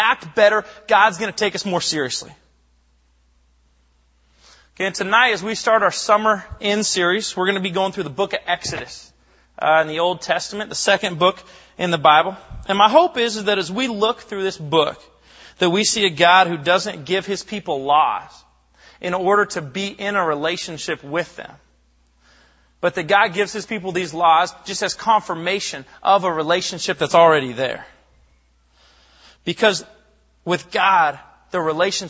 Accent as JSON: {"language": "English", "town": "Bellingham", "region": "Washington", "country": "United States", "tie": "born or raised there", "said": "I'm from Bellingham, Washington, grew up about an hour north of here. I went to Sehome High School"}